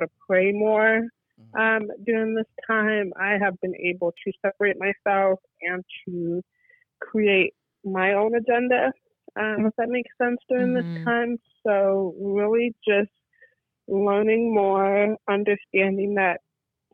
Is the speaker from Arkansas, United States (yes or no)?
no; Michigan, United States; moved away as an adult; now in Chicago, United States; I am from Michigan, but now living in Chicago, and it's been a year and a half.